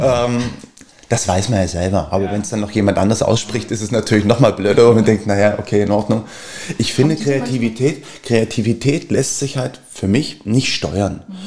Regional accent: Berlin, Germany; ich bin Berliner

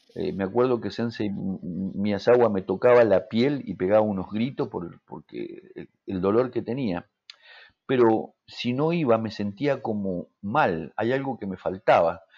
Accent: Mendoza, Argentina; moved away as an adult; yo vine de Mendoza, me vine solo

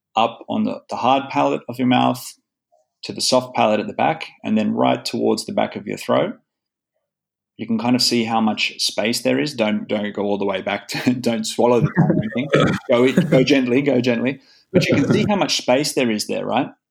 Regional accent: Sydney, New South Wales, Australia; moved away as an adult; now in Espoo, Finland; I was born in Manly, in, so which is just down the road from uh, Bondi

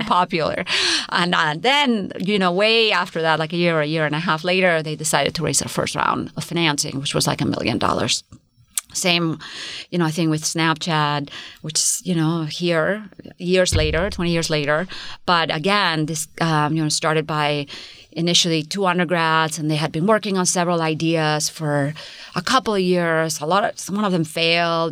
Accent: Spain; now in United States; Spain, I come from Spain

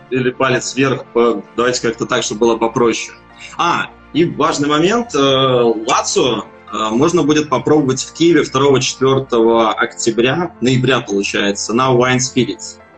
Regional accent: Belarus; moved away as an adult; now in Ukraine; я независимый сомелье из Беларуси. Переехал где-то два с половиной года назад в Украину. Собственно, сейчас здесь и работаю.

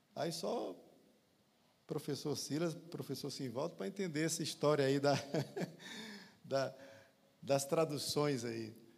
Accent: Poções, Bahia, Brazil; moved away; also born or lived in São Paulo; Aos 13 anos dirigi uma congregação lá em Poções

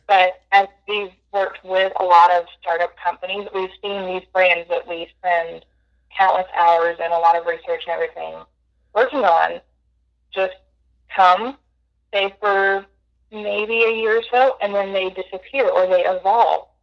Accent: Georgia, United States; I grew up here. I've lived here m- most of my life, all but three years really

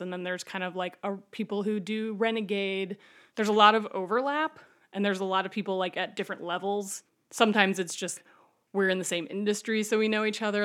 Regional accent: Ohio, United States; moved away as an adult; now in Chicago, United States; I moved here 'cause I'm from Ohio

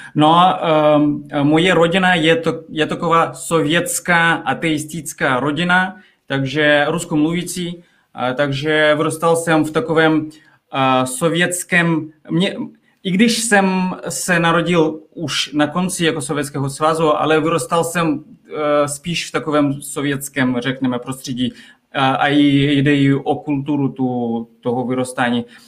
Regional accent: Kazakhstan; Czech is a second language; moved away as an adult; now in Czech Republic; já jsem z malého města, které je 300 kilometrů od Almaty

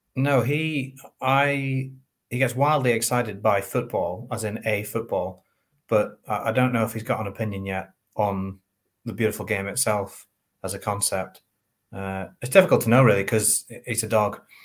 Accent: Northern Ireland, United Kingdom

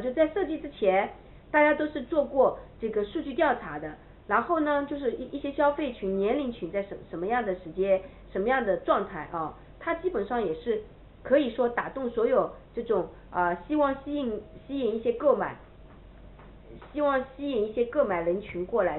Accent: China; 我们中国人

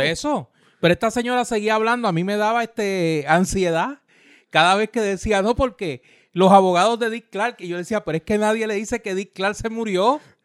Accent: Puerto Rico; somos un territorio de los Estados Unidos.

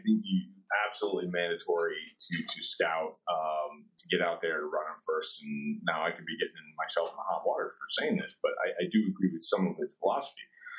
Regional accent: Connecticut, United States; also born or lived in Maine; I grew up in Connecticut as a young kid, as he was stationed down in Connecticut, and then we moved back up into Maine

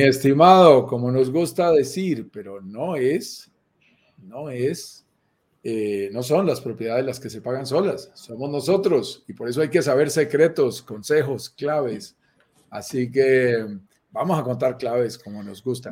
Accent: Colombia; accent: Colombian; also born or lived in Bogotá; Vivo en Bogotá, Colombia, me sientes mi acento colombiano

